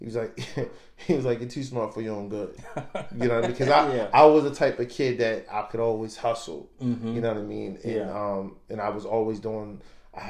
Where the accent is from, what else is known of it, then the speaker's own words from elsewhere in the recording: Harford County, Maryland, United States; Born and raised in Harford County, Maryland.